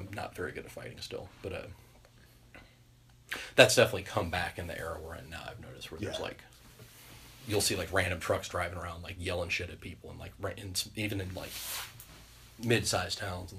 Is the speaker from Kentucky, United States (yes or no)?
yes; Kentucky, United States; I grew up in Kentucky